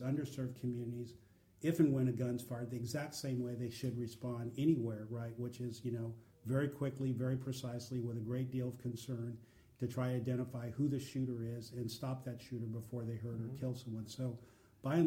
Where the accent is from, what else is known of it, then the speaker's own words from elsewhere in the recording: Oakland, California, United States; I grew up in Oakland, California.